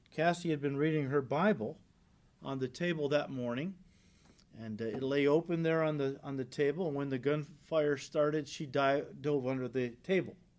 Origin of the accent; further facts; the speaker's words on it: United States; as American Christians